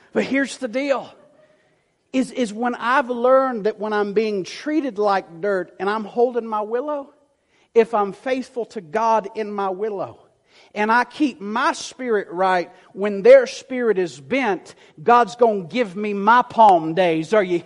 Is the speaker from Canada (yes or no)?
no; the South, United States; I was raised in the South